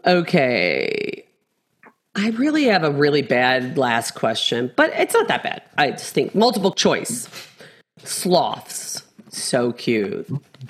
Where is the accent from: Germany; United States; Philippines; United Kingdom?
United Kingdom; England; I'm actually English and British, but okay.